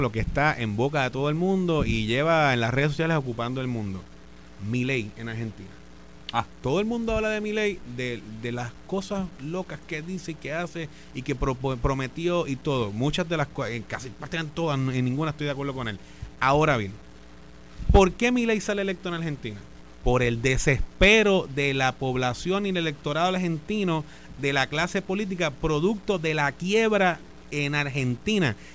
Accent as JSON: {"language": "Spanish", "country": "Puerto Rico", "said": "somos territorio de los Estados Unidos, somos ciudadanos americanos."}